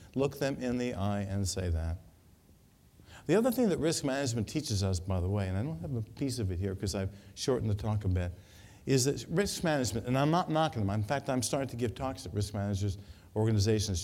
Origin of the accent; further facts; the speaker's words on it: New York, United States; moved away; I come from New York